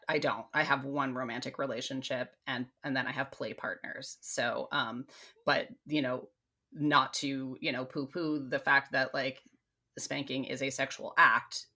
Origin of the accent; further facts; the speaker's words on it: United States; I'm American too